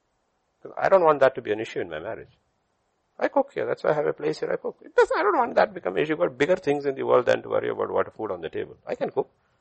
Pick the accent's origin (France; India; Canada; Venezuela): India; South India; I'm Indian, absolutely Indian. I'm from South India.